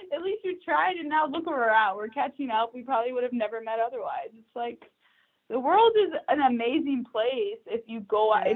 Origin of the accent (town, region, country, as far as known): Texas, United States; born or raised there; moved away as an adult; also born or lived in New York